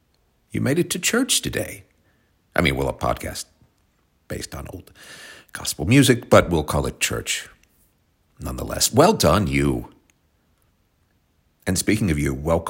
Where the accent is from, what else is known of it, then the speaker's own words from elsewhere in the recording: Tulsa, Oklahoma, United States; accent: Oklahoma; moved away; we're coming to you from my hometown of Tulsa, Oklahoma